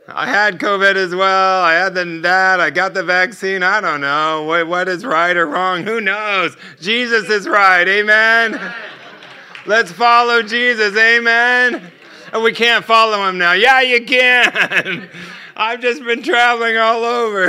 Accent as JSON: {"language": "English", "country": "United States"}